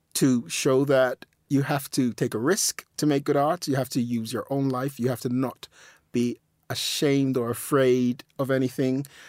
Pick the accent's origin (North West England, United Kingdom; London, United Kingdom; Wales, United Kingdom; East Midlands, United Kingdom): London, United Kingdom; also born or lived in Nigeria; I'm just a guy from South London, you know, I was born in Lambeth.